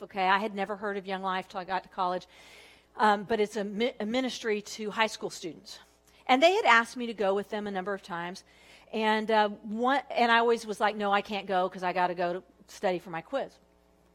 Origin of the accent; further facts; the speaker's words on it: Southern California, United States; moved away as an adult; also born or lived in Texas; I was from Southern California, but I went to Texas